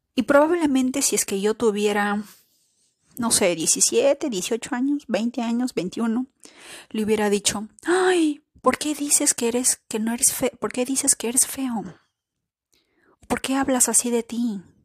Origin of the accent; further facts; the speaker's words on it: Peru; Yo, de Perú